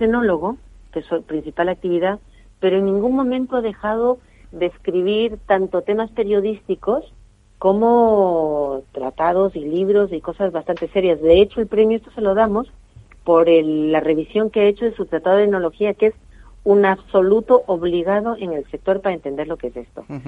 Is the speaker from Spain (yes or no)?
yes; Spain; como buenos españoles